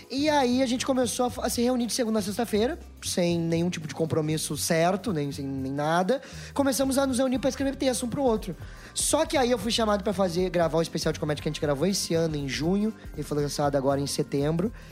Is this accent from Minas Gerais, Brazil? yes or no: no; Rio Grande do Sul, Brazil; porque eu sou do Rio Grande do Sul, eu tenho 22 anos, eu sou meio prematuro pra algumas coisas.